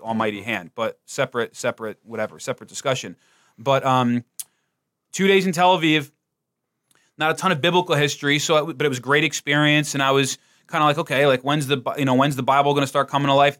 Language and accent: English; New Jersey, United States; I'm from New Jersey